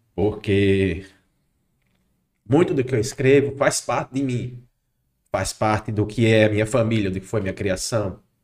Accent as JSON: {"language": "Portuguese", "town": "Macau", "region": "Rio Grande do Norte", "country": "Brazil", "tie": "born or raised there", "said": "Sou natural aqui de Macau"}